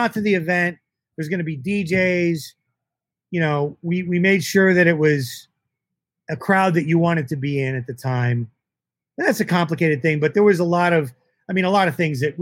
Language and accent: English; Orlando, Florida, United States; moved away as an adult; also born or lived in Boston / Detroit; I grew up in Florida